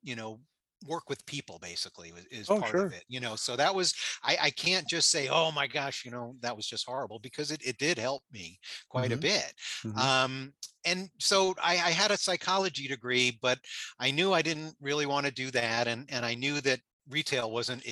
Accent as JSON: {"language": "English", "region": "South Florida", "country": "United States", "tie": "born or raised there", "also_born_or_lived": "Queens, New York", "moved": "yes", "lives_now": "Michigan, United States", "said": "I was born in New York. I grew up in South Florida."}